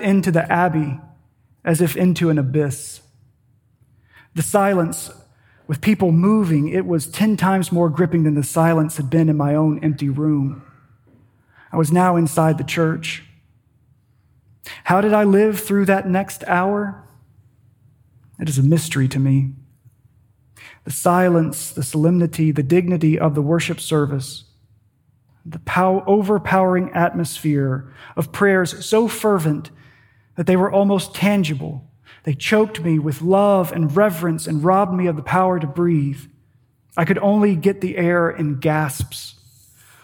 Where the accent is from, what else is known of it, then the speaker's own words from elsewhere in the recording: Paducah, Kentucky, United States; In my hometown of Paducah, Kentucky, we had one of those big department store malls